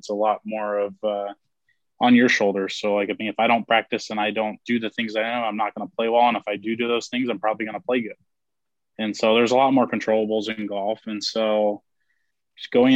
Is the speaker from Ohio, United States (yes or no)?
no; Roseville, California, United States; I grew up in a small town outside Sacramento, California called Roseville